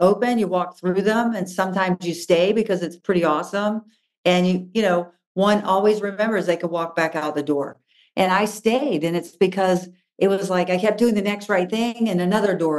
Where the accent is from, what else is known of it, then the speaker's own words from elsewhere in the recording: Florida, United States; I grew up in Florida